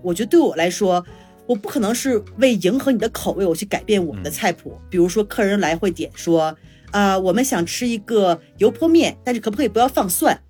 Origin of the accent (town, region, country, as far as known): China; now in Mexico